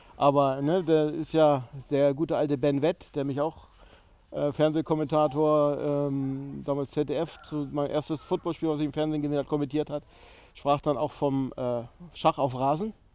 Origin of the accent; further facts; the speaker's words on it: Dithmarschen, Schleswig-Holstein, Germany; also ich bin Schleswig-Holsteiner, Dittmarscher gebürtig